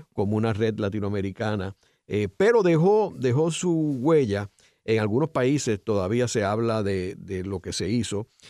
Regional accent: Puerto Rico; nosotros tres pues somos puertorriqueños

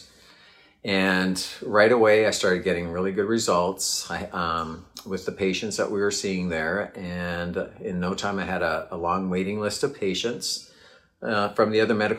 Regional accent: Canada; I grew up in Canada

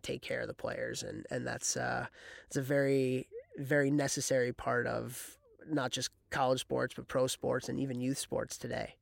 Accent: Chicago, Illinois, United States; moved away as an adult; now in Ithaca, United States; I'm from Chicago

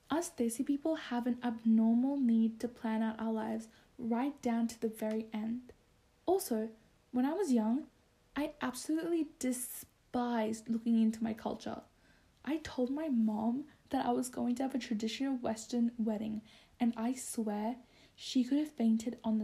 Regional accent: Bangladesh; moved away; Bangladesh, which is where I'm from

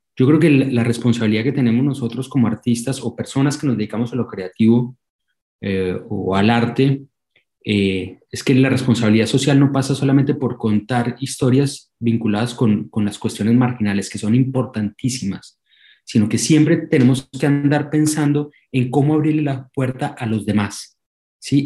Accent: Colombia; moved away as an adult; now in Argentina; más que sentirme colombiano, sentirme, siempre lo digo, más que sentirme, porque ya llevo 16 años viviendo en la Argentina y, siento la argentinidad, al, al, margen de que no ha cambiado, digamos, mi acento

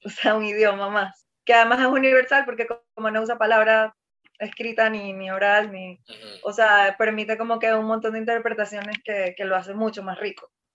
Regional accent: Maracaibo, Zulia, Venezuela; yo que vengo del interior, que yo, o sea, que soy de Maracaibo, que además es eh, un, o sea, Zulia es un estado

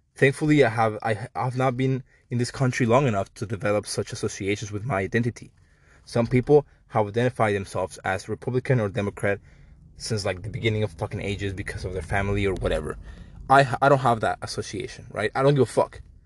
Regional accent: Mexico; I'm Mexican. I apologize for my accent

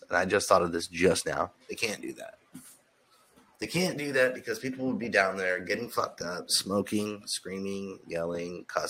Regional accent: California, United States; now in Southern United States; I'm from California.

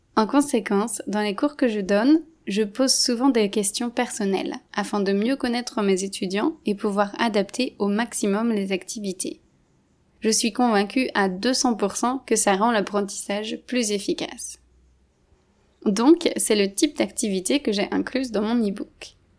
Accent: France; moved away; Je suis française d'origine

